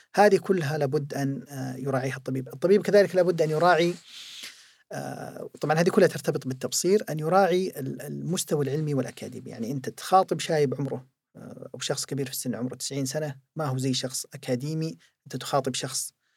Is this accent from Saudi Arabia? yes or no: yes; Saudi Arabia; also born or lived in Jeddah; عندنا في المملكة العربية السعودية